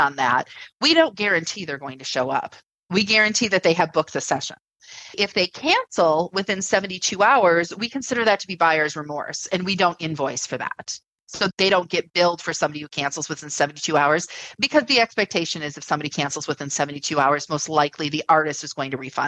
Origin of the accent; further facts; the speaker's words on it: United States; we're American